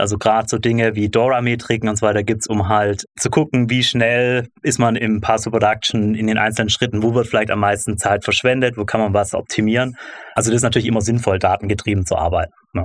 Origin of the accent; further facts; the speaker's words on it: Stuttgart, Baden-Württemberg, Germany; Ich komme aus Stuttgart